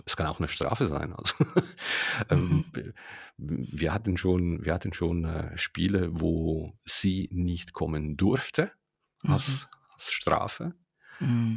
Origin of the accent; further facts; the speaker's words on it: Ticino, Switzerland; ich bin Tessiner